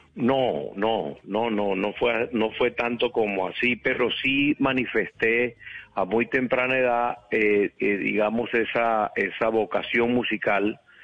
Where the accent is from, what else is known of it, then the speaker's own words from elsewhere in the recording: Valledupar, Cesar, Colombia; yo nací en Valledupar. Eh, no, Valledupar era un pueblo, pueblo, estamos hablando de 1900, yo nazco en 1959, un pueblo, una vida de pueblo, de barrio